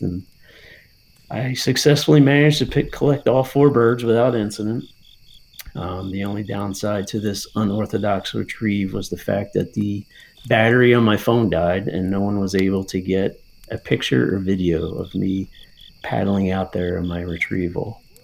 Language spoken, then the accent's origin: English; New Jersey, United States; born or raised there; now in Pennsylvania, United States